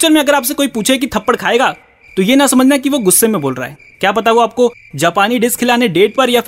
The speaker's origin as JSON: {"language": "Hindi", "region": "Uttar Pradesh", "country": "India", "said": "मैं भी यूपी से हूँ और मैंने आज तक ऐसा कुछ नहीं देखा"}